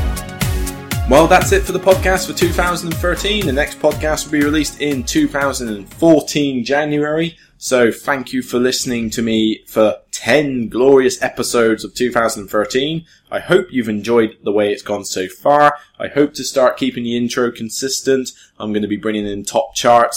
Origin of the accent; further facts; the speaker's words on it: Taunton, South West England, United Kingdom; moved away; I'm going to go back to Taunton, my hometown in Somerset